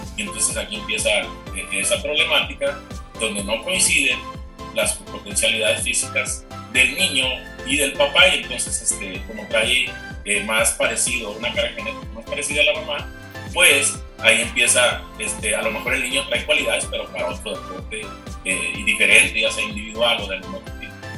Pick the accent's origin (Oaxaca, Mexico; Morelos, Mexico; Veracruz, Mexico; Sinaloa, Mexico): Sinaloa, Mexico; Culiacán; moved away as an adult; now in Chihuahua, Mexico; regresarme entonces a, mi tierra, a Culiacán